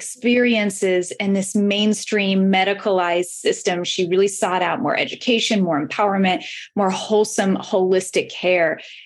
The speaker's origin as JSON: {"language": "English", "region": "Alaska", "country": "United States", "tie": "born or raised there", "said": "here in my hometown in Alaska."}